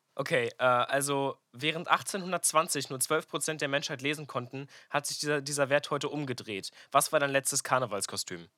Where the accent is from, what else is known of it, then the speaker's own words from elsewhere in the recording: Münster, North Rhine-Westphalia, Germany; moved away; Ich bin auf jeden Fall gerade in meiner Heimat Münster